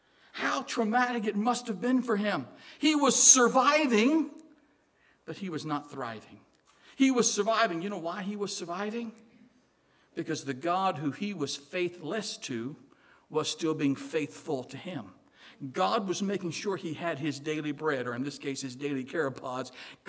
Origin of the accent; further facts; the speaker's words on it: Illinois, United States; accent: Southern; also born or lived in Southern US; Now, I'm actually from Illinois, but I married a Southern girl, and I lived in the South for a while. That's where I got this Southern accent. I can't get rid of it.